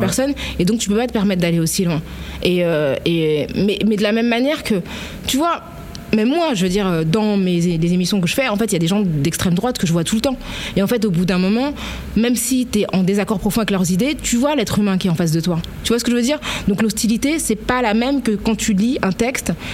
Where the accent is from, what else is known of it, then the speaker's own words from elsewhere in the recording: Paris, Île-de-France, France; also born or lived in La Courneuve; je viens de Paris euh, parce que c'est là que je suis née, que c'est là que j'ai habité le plus longtemps